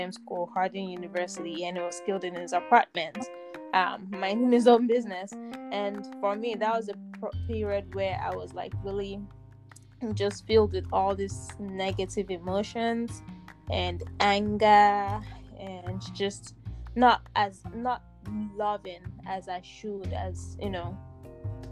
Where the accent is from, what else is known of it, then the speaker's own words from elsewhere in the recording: Nigeria; now in United States; I'm Nigerian